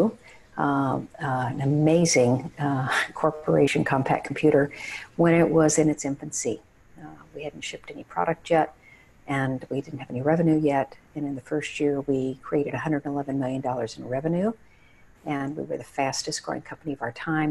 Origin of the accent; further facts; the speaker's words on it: Odessa, Texas, United States; moved away as an adult; I went to the high school that was featured in Friday Night Lights. So I grew up in the West Texas desert